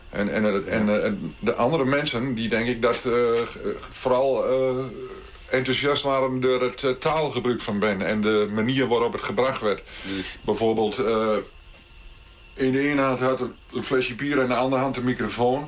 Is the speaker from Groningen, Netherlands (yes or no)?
no; Beltrum, Gelderland, Netherlands; Ik ben geboren in Beltrum. En Beltrum ligt tussen uh, Groenlo en Borculo.